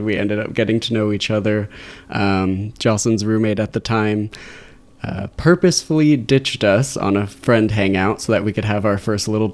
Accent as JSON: {"language": "English", "town": "Torrance", "region": "California", "country": "United States", "tie": "born or raised there", "also_born_or_lived": "Irvine", "said": "I'm from the South Bay area originally. I was born in Torrance, went to school down at UC Irvine, and just ended up staying"}